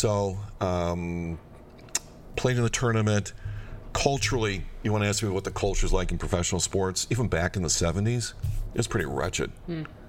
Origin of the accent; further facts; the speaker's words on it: United States; I'm an American